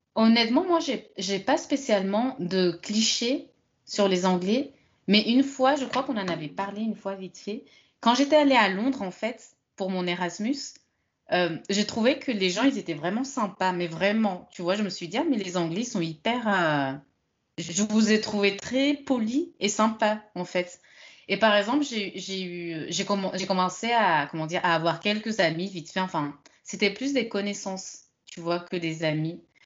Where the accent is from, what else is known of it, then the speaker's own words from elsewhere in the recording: France; also born or lived in London; je suis française